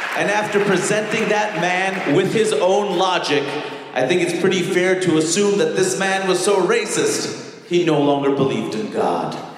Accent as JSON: {"language": "English", "country": "United States", "said": "as an American"}